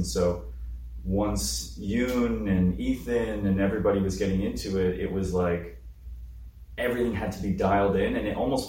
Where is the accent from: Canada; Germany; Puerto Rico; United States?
Canada; I mean, I was born in Canada